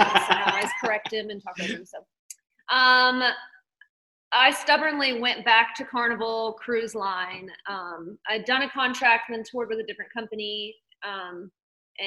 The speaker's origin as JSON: {"language": "English", "town": "Myrtle Beach", "region": "South Carolina", "country": "United States", "moved": "yes", "said": "I'm from South Carolina, Myrtle Beach, originally"}